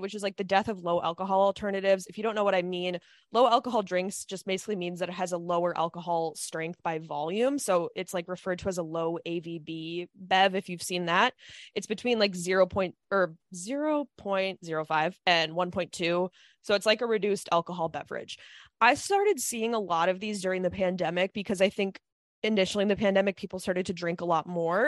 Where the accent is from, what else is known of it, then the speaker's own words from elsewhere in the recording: Midwest, United States; moved away; we're from the Midwest